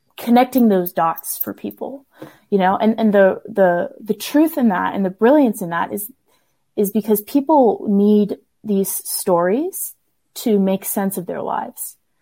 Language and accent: English; the South, United States; I grew up in the South